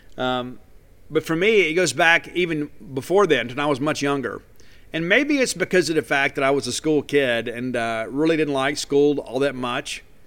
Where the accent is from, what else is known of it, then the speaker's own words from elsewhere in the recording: Columbia, Mississippi, United States; my hometown of Columbia, Mississippi